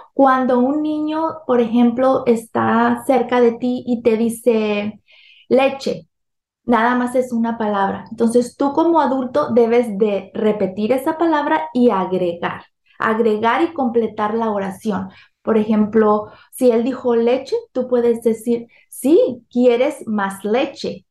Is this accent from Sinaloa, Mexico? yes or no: yes; Sinaloa, Mexico; now in California, United States; soy originaria de México. Nací, crecí en el estado de Sinaloa y, y vivo aquí en California, Estados Unidos, desde hace 32 años